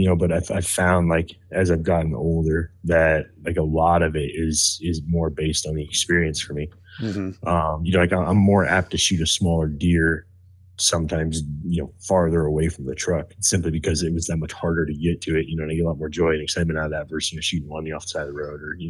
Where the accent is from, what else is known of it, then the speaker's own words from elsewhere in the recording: Idaho, United States; especially like where I grew up in Northern Idaho, elk herds have been just decimated.